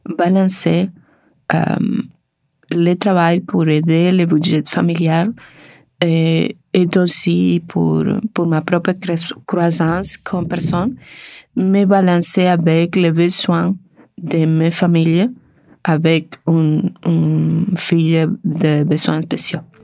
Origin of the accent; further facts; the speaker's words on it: Argentina; French is a second language; moved away as an adult; now in Canada; je viens de l'Argentine